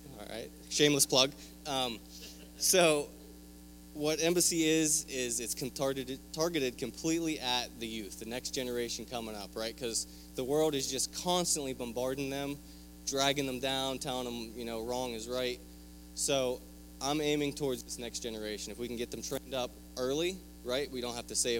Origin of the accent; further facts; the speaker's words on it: Pennsylvania, United States; I am from Pennsylvania, a small little town you've never heard of.